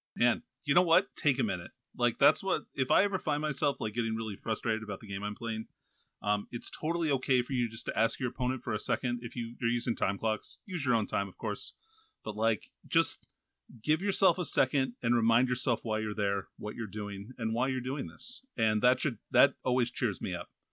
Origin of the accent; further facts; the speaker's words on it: Alaska, United States; I'm from Alaska.